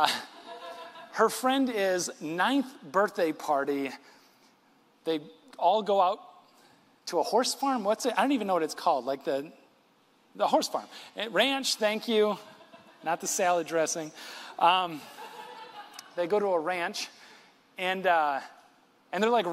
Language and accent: English; West Michigan, United States; born and raised in West Michigan, like I am